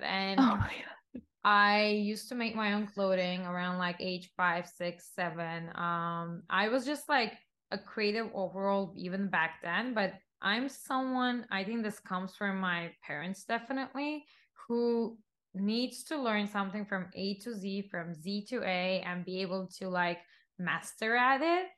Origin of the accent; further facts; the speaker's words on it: Istanbul, Turkey; moved away as an adult; also born or lived in Los Angeles; now in New York, United States; I'm Turkish, born and raised in Istanbul, Turkey, and been in the States for the past decade, I would say almost